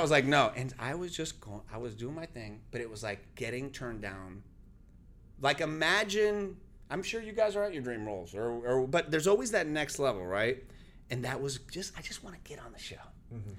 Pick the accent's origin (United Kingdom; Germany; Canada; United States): United States; Central Florida; first language Spanish; English is a second language; also born or lived in New York; We only spoke Spanish. It was 1986 in Florida